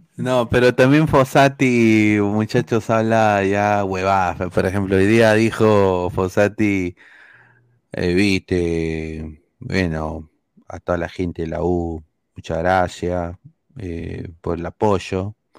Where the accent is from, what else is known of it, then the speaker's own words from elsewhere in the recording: Peru; now in United States; Como peruano fuera